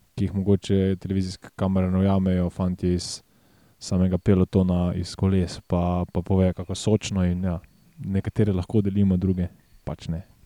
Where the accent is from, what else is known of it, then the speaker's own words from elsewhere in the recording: Slovenia; Slovenci smo